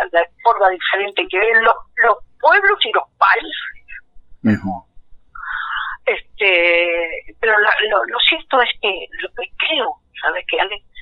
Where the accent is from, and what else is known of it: Mesopotamia, Argentina; now in Buenos Aires, Argentina